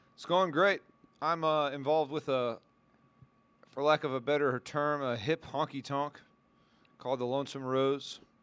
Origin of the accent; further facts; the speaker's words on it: San Antonio, Texas, United States; One of my hometown, uh, bands that backs me up is called the ….